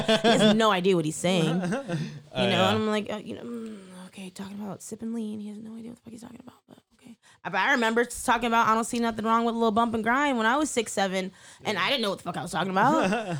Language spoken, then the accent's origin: English; Petaluma, California, United States; I was a black girl. I grew up in Petaluma with a bunch of white folks.